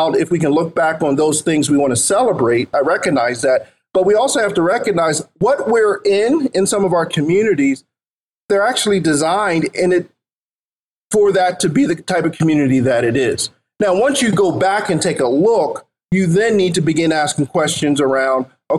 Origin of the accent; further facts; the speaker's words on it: Philadelphia, Pennsylvania, United States; the block or two that I grew up on in North Philly